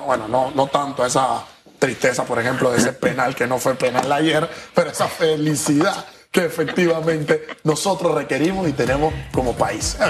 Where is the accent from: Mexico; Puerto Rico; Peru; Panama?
Panama; nuestro país